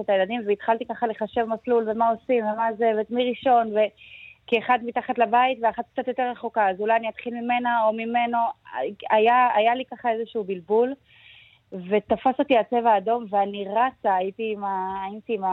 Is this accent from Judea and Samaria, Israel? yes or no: yes; Gush Etzion, Judea and Samaria, Israel; אני, אני גדלתי בגוש עציון, אה, בצל האינתיפאדה השנייה.